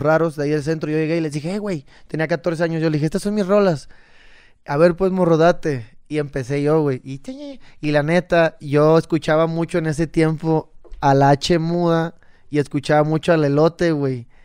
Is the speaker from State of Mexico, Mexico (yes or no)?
no; Cabo San Lucas, Baja California Sur, Mexico; yo soy de Cabo San Lucas.